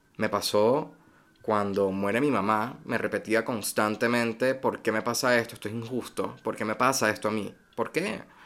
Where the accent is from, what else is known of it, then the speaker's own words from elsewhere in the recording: Venezuela; moved away; also born or lived in United States; soy venezolano